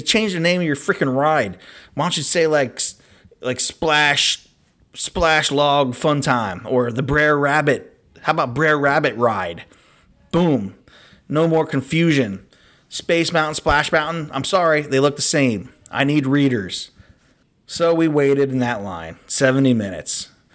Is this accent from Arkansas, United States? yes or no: no; Cincinnati, Ohio, United States; we're from Cincinnati.